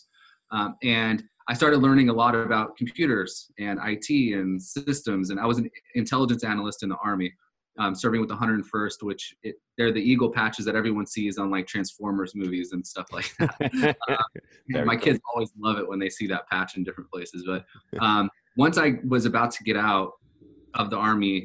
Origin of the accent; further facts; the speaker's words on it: Southern California, United States; I grew up in Southern California from a very, very low income family